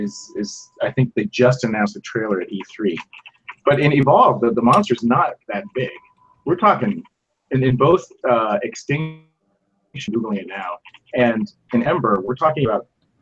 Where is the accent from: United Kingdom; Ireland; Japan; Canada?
Japan; I grew up in Japan, right? So I was watching these movies as a kid in Japan in the theaters, like Ultraman.